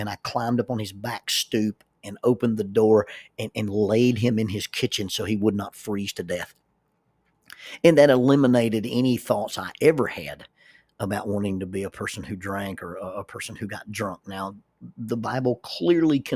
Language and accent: English; Oxford, Alabama, United States; I grew up in Oxford, Alabama